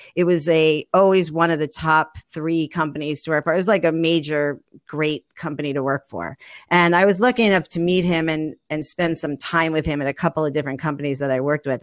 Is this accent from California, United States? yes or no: no; New York, United States; moved away as an adult; I'm a New Yorker, born and raised